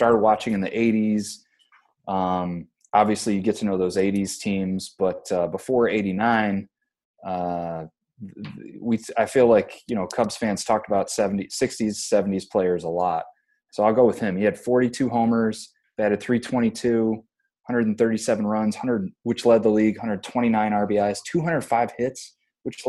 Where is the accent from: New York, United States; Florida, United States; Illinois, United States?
Illinois, United States; Joliet; I grew up in Joliet, which was kind of White Sox territory